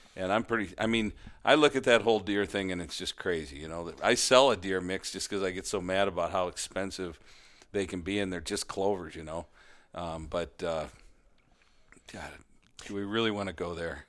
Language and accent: English; Midwest, United States; I'm a Midwesterner